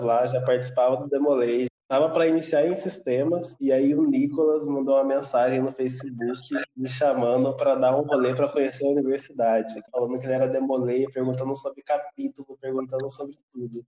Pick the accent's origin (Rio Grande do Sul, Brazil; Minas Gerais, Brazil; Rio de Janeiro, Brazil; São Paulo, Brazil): Minas Gerais, Brazil; Lavras; moved away as an adult; now in Santa Catarina, Brazil; Eu nasci em Minas Gerais, numa cidadezinha chamada Lavras, bem no interior